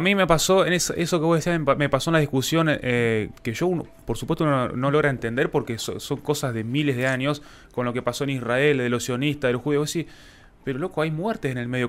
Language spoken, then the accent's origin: Spanish; Argentina; Nosotros como Argentina